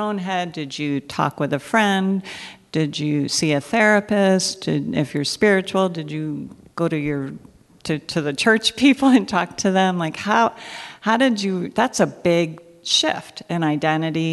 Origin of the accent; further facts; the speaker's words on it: United States; those of us born and raised in America